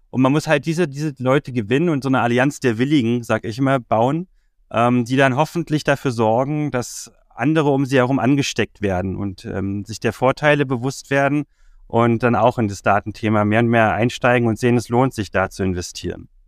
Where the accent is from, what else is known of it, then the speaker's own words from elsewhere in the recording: Berlin, Germany; Bin ursprünglich aus Berlin, habe in Berlin schon immer gelebt, bis auf ein paar Auslandserfahrungen war ich auch nie weg